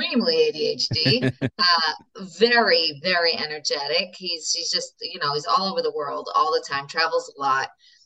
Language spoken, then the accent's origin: English; New York, United States; also born or lived in Moscow, Russia; now in Israel; I'm New Yorker. I'm sure you could hear it.